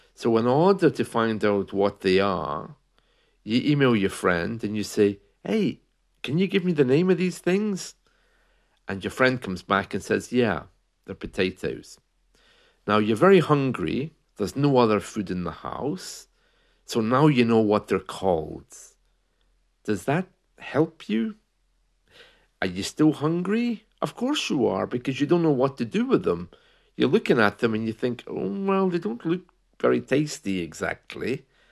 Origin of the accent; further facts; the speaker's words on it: United Kingdom; we're British